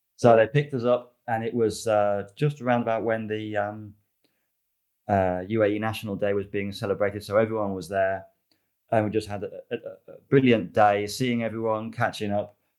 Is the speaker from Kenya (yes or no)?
no; United Kingdom; moved away; I am British, I've never driven in the UK